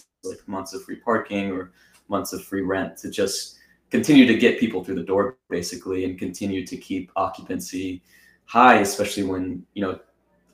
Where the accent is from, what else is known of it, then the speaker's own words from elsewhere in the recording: Austin, Texas, United States; my hometown of Austin, Texas